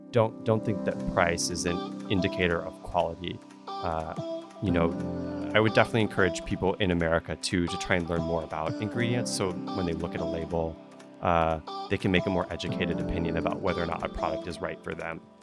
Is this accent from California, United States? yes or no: no; New Orleans, Louisiana, United States; moved away; I grew up in New Orleans